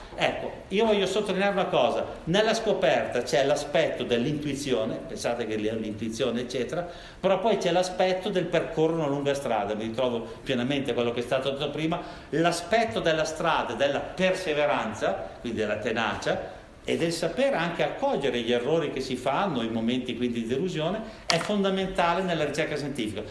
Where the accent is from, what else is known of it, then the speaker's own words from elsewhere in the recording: Milan, Lombardy, Italy; io vengo da Milano